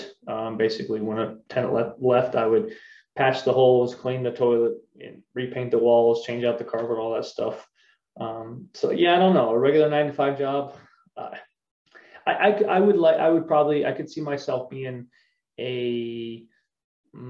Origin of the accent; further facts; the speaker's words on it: LaGrange County, Indiana, United States; also born or lived in Wauseon, Ohio / Michigan; I was born in Wauseon, Ohio. I was raised in LaGrange County, Indiana